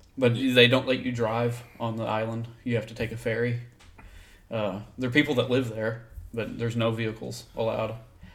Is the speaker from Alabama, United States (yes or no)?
no; Michigan, United States; we're from there, you know, we're from Michigan.